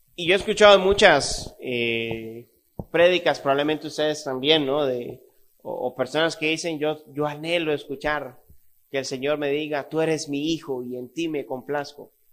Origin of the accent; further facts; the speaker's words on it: Costa Rica; Yo nací en Costa Rica, viví en Costa Rica toda mi vida